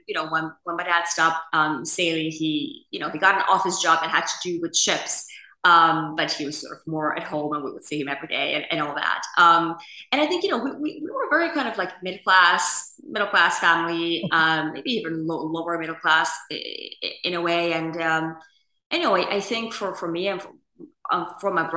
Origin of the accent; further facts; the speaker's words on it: Finland; moved away as an adult; So I grew up in a country that, you know, many, you know, see as one of the best countries in the world to grow up and to live and the happiest nation and all that, which is Finland